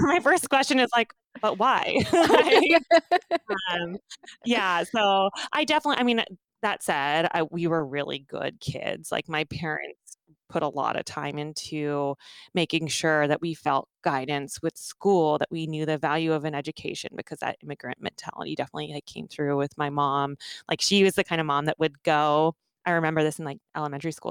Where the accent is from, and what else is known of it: Redding, California, United States; born or raised there; also born or lived in Omaha, Nebraska